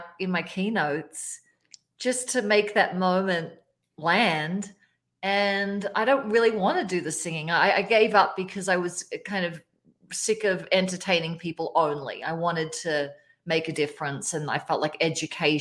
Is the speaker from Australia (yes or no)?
yes; Australia; now in Colorado, United States; I'm Australian. I live in Colorado now